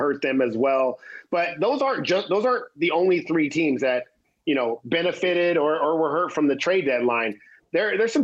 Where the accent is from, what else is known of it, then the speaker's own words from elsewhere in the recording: San Francisco, California, United States; My hometown Giants